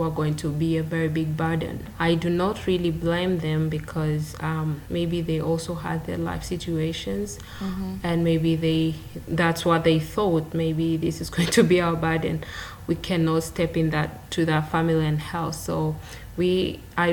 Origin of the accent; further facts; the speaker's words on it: Arusha, Tanzania; also born or lived in Dar es Salaam, Tanzania; I was far from Arusha because my family was in Arusha